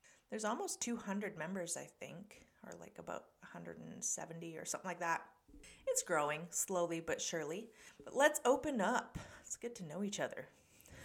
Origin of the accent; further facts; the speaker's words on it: Canada; Canada, of course, my home country.